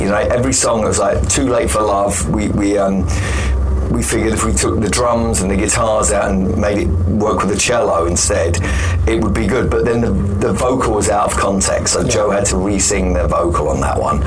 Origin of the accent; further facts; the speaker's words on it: London, United Kingdom; I'm from London